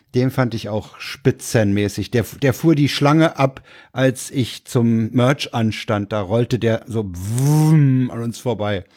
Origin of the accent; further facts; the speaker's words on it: Berlin, Germany; ich war ja Berliner